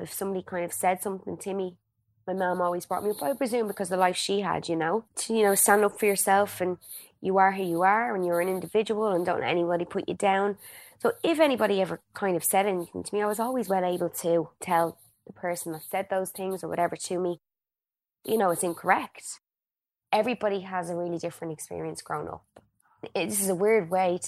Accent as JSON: {"language": "English", "town": "Dublin", "region": "Leinster", "country": "Ireland", "tie": "born or raised there", "moved": "as an adult", "lives_now": "London, United Kingdom", "said": "growing up in Blanchardstown, I suppose my family was, how do I say, they were quite well known"}